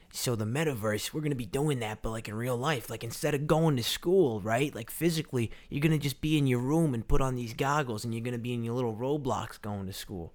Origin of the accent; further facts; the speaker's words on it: New Jersey, United States; my hometown in Jersey